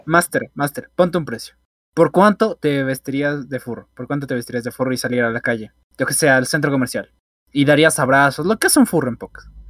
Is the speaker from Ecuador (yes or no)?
yes; Ecuador; el cincuenta, cuarenta por ciento de los ecuatorianos hacemos eso